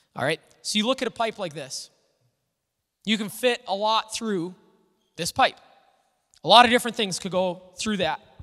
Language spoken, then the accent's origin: English; Little Falls, Minnesota, United States; I grew up in Little Falls